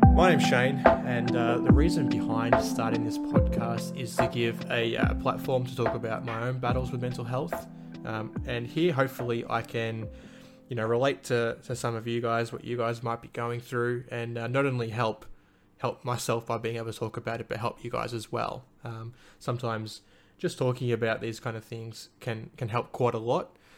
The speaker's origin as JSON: {"language": "English", "town": "Little River", "region": "Victoria", "country": "Australia", "tie": "born or raised there", "also_born_or_lived": "Lara, Victoria", "lives_now": "Melbourne, Australia", "said": "I grew up in a little country town called the Little, Little River. Um, that's sort of halfway between Melbourne and, and Geelong for those who know Victoria"}